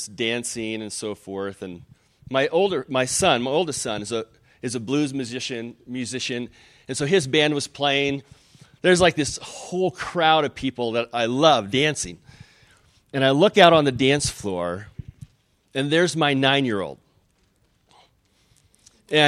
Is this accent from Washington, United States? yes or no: yes; Spokane, Washington, United States; I'm from Spokane